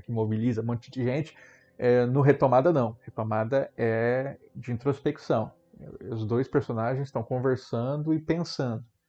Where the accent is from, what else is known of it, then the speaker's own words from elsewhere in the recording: Mato Grosso do Sul, Brazil; Eu coloco a minha terra, Mato Grosso do Sul